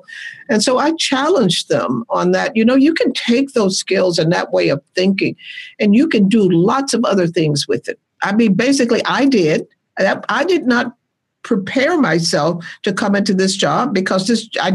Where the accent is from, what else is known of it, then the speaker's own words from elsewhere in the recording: Birmingham, Alabama, United States; moved away as an adult; also born or lived in Seattle, Washington; I was born and raised in Birmingham, Alabama